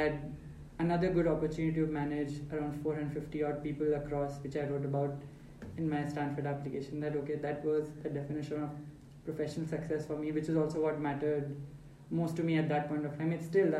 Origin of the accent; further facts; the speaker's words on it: Faridabad, Haryana, India; also born or lived in Lucknow, India; I was born in Lucknow, but did not stay there too long. Then family moved to Faridabad, which were my formative years